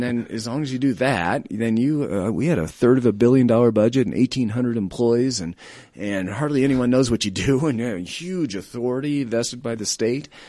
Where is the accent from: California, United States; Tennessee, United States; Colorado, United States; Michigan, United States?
Colorado, United States; also born or lived in Denver; I'm a native of Colorado